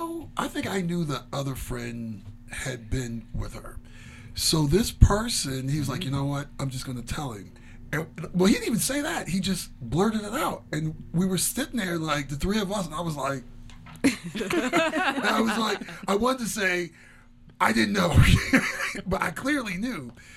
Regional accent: Midwest, United States; Hot dog down the hallway. You can tell I grew up in the Midwest.

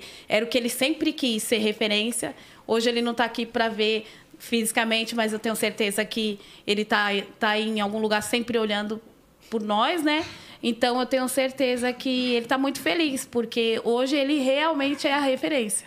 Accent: São Paulo, Brazil; Sou nascida em São Paulo, nasci no Hospital da Vila Maria

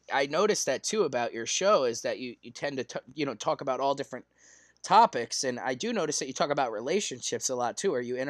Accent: Chicago, Illinois, United States; As a young black kid growing up in Chicago, you didn't want to pick up a basketball.

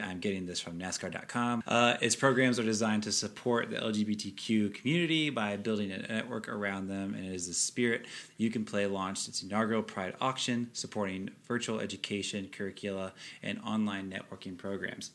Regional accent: United States; we're both American

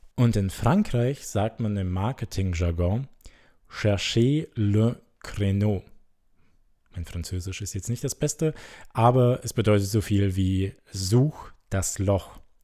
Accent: Germany; Bei uns in Deutschland

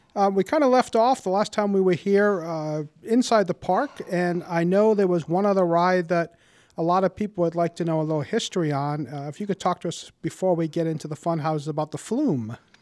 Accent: Warwick, Rhode Island, United States; I grew up in Warwick and have been a homeowner for over 30 years in our lovely city

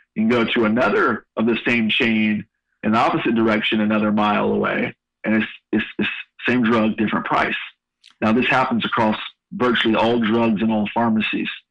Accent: San Francisco Bay Area, California, United States; moved away as an adult; also born or lived in Sacramento; now in Louisville, United States; I, am a Northern California native, born and raised in the San Francisco Bay Area, and been in Louisville for five years.

